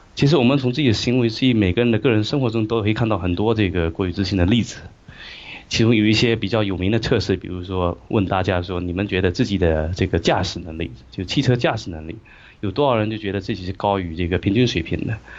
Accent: China; moved away as an adult; also born or lived in Singapore; now in Sydney, Australia; 作为一个在从中国文化背景里面走出来的一个，一个知识分子

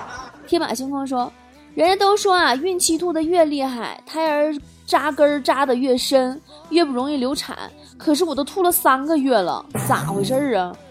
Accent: Guangzhou, Guangdong, China; 现在没这必要了，因为我是广州人。这个梗只有广州人能懂。

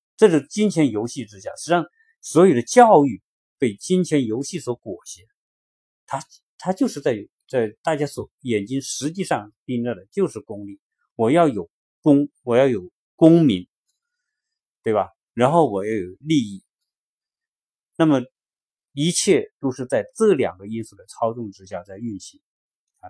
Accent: China; moved away as an adult; now in United States; 我们自身是在受国内教育长大的。现在小孩，我们小孩来美国之间也在国内受教育

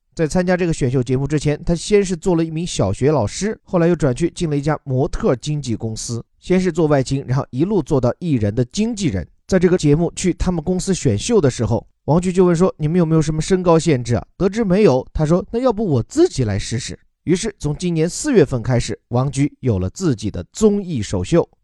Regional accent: China; 作为中国人自己

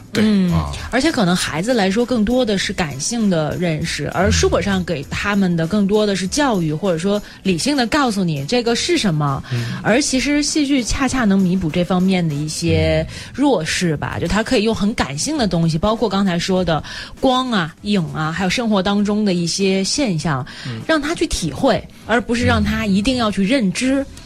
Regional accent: Guangdong, China; now in Beijing, China; 我在广东长大嘛

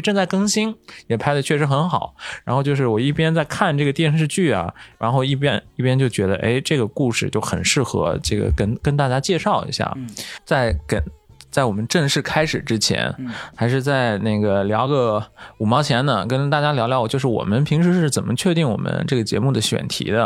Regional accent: China; moved away; 我们很多中国人呢，也去到了外国

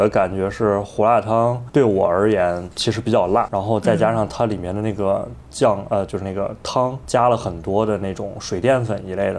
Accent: Zhengzhou, Henan, China; moved away as an adult; also born or lived in Harbin, China / Taiwan / Chicago, United States; now in Beijing, China; 我自己的话是从小出生长大在郑州，然后一直念到了高三毕业。后来上大学的时候是去的哈尔滨读的大学，在哈尔滨总共四年嘛，但是中间有半年的时间是在台湾上的一个交换生的项目。

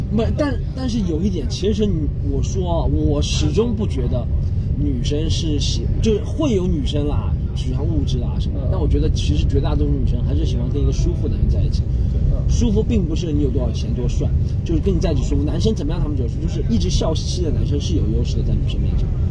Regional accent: Shanghai, China; 我小时候生活在那个时代，九十啊年代杨浦啊真的也是挺乱

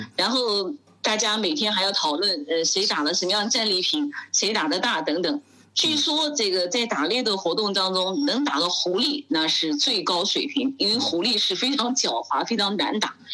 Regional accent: China; 我就问她为什么我们中国人吃个野生动物闹出这么大动静

